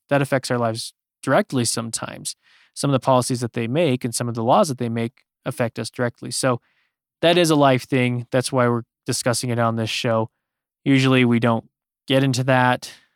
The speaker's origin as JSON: {"language": "English", "country": "United States"}